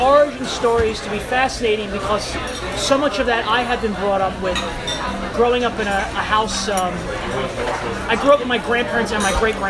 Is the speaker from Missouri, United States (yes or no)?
no; New York City, New York, United States; growing up in New York City.